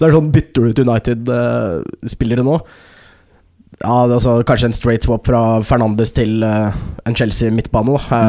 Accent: Skarnes, Innlandet, Norway; moved away; jeg var jo hjemme på Skarnes. Dette er mm. snakk om en liten bygd eh, med 2000 innbyggere.

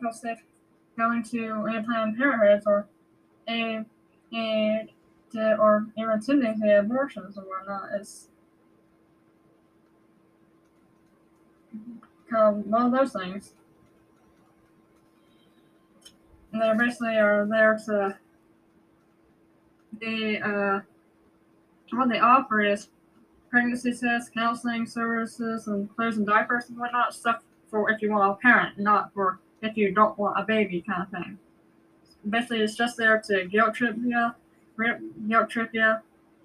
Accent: near the Appalachians of Georgia, United States; we're not too far from there. My hometown's just about a much a good hour or so away, maybe two.

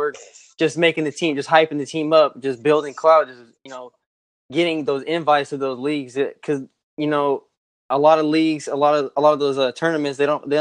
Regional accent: California, United States; I'm from Cali

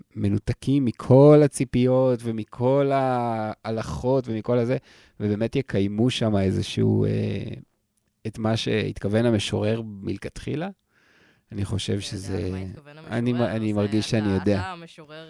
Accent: Israel; אני הייתי קיבוצניק

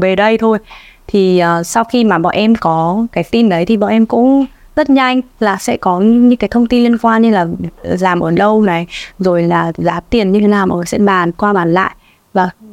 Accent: Vietnam; quê nhà của mình

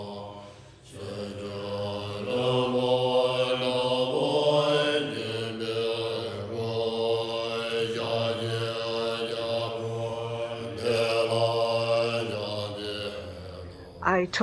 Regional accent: Singapore; I come from Singapore

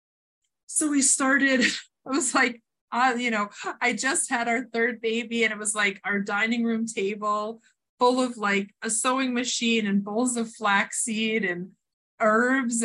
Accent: New Jersey, United States; moved away as an adult; now in New Hampshire, United States; I grew up in Jersey.

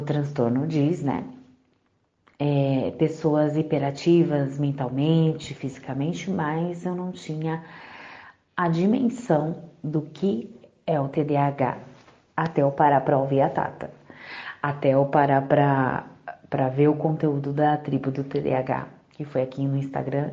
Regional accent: Congonhas, Minas Gerais, Brazil; now in Suzano, Brazil; eu nasci em Congonhas, Minas Gerais e atualmente eu moro aqui em Suzano, São Paulo

